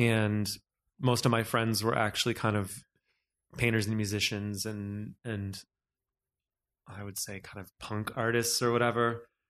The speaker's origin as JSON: {"language": "English", "country": "United States", "also_born_or_lived": "New York", "lives_now": "Los Angeles, United States", "said": "I am American"}